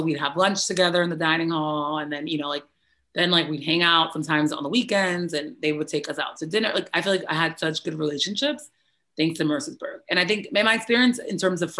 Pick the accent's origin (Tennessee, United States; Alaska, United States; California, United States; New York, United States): New York, United States; New York City; So I'm born and raised in the Bronx, New York, and I was born December 2nd, 1988.